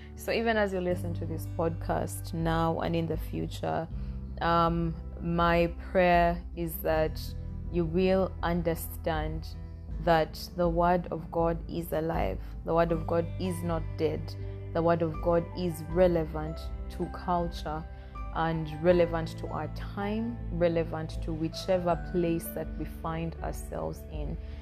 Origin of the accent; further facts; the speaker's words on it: Northern Region, Uganda; I am Ugandan. I come from Uganda. I am an Acholi from the northern part of Uganda